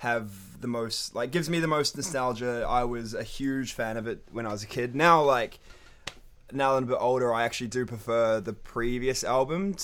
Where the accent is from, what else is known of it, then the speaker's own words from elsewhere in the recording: Wellington, New Zealand; also born or lived in North Shore, Auckland; now in Melbourne, Australia; All of us grew up in the same area of Wellington.